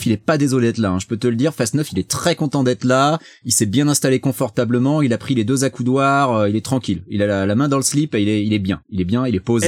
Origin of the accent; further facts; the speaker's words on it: France; now in United States; je suis français